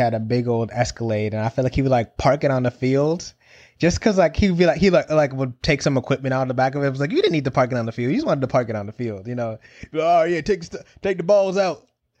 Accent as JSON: {"language": "English", "region": "Connecticut", "country": "United States", "tie": "born or raised there", "said": "growing up in Connecticut, being around lots of Italian Americans"}